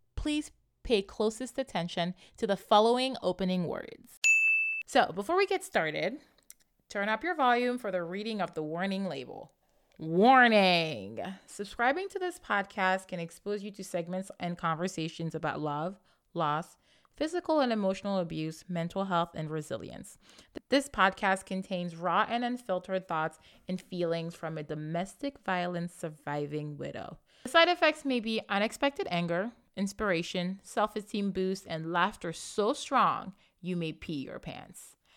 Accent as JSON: {"language": "English", "town": "Libreville", "region": "Estuaire", "country": "Gabon", "tie": "born or raised there", "said": "born and raised in Libreville, Gabon, just like I was"}